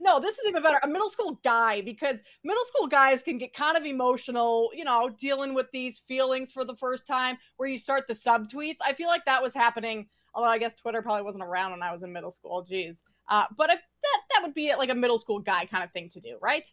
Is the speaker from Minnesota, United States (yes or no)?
yes; Minnesota, United States; I grew up in Minnesota, land of ten thousand lakes.